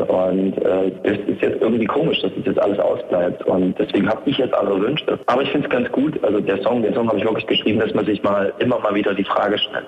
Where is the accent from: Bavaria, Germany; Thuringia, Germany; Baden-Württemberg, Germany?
Thuringia, Germany; Erfurt; bleibe ich denn jetzt in meiner Heimatstadt Erfurt